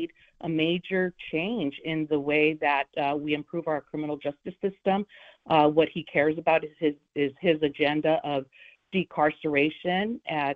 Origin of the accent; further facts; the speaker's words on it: Los Angeles, California, United States; I grew up in the Boyle Heights area of Los Angeles